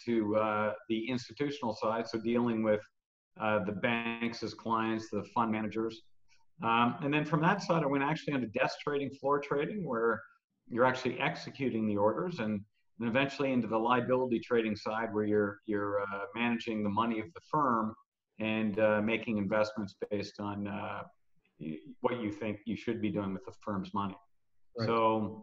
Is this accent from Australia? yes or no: no; Toronto, Ontario, Canada; moved away as an adult; now in Barcelona, Spain; I grew up in Toronto